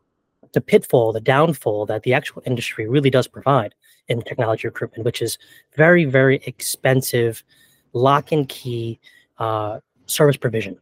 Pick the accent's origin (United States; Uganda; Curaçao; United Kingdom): United States; New York; I'm from New York